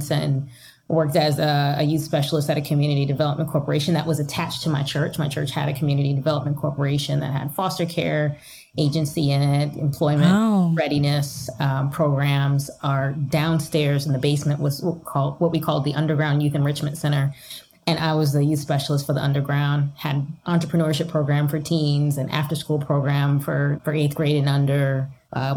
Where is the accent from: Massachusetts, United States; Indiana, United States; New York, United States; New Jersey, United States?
New Jersey, United States; moved away as an adult; now in Pennsylvania, United States; I started sort of in New Jersey. That's where I'm from